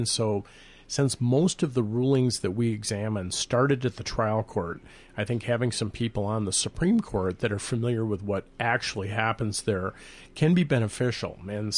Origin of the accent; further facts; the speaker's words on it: Rochester, Minnesota, United States; also born or lived in North Carolina; but I was born in North Carolina, raised in Rochester